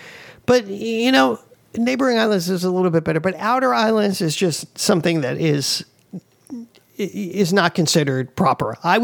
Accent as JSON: {"language": "English", "region": "East Coast", "country": "United States", "moved": "yes", "lives_now": "Hawaii, United States", "said": "I came from the East Coast. You know, this kind of like, you can tell I'm from the East Coast, right? And I came here to Hawaii 27 years ago"}